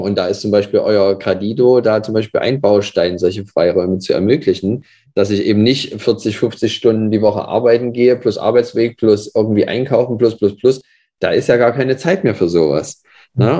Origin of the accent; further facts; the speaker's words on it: Leipzig, Saxony, Germany; Ich komme aus Leipzig, wohne jetzt auch wieder in Leipzig